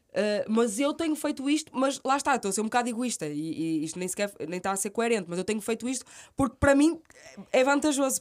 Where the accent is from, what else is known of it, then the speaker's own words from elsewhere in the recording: Guimarães, Norte, Portugal; accent: minhoto; moved away as an adult; now in Lisbon, Portugal; um sotaque minhoto tão uhum. uh, vincado como o meu